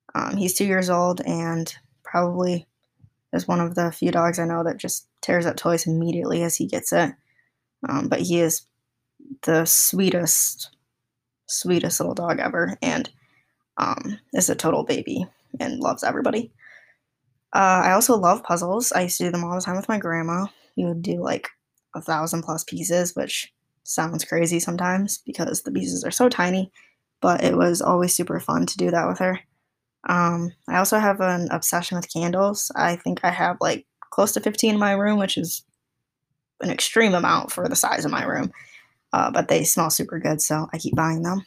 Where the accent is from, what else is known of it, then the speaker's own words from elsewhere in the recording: Allegan, Michigan, United States; also born or lived in Vietnam; now in Kalamazoo, United States; my hometown is Allegan, which is only about thirty minutes north of Kalamazoo.